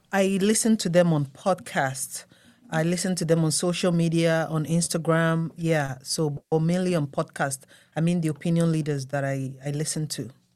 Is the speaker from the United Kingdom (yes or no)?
no; Nigeria; now in United States; I'm from Nigeria.